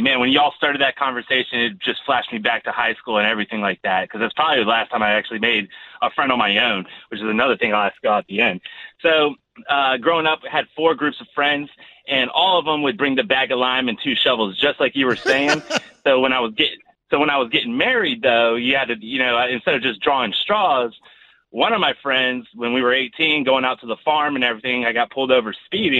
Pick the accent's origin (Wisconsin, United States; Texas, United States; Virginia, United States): Virginia, United States; Virginia Beach; we're from Virginia Beach.